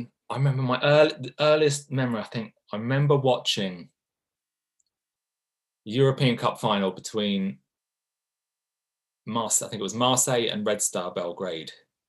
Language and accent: English; Milan, Lombardy, Italy; they were almost a mythical team when I was growing up in Milan.